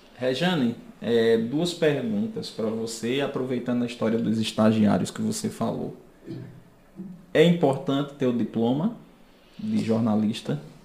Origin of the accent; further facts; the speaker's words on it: Rio Tinto, Paraíba, Brazil; Como se diz lá em Rio Tinto, na minha terra